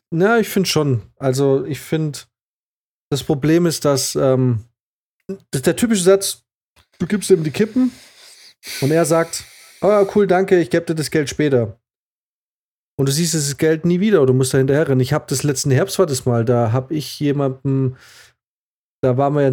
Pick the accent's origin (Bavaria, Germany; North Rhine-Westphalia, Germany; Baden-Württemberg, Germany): Baden-Württemberg, Germany; aber ja, als Schwabe habe ich nie vergessen, hat mich gewurmt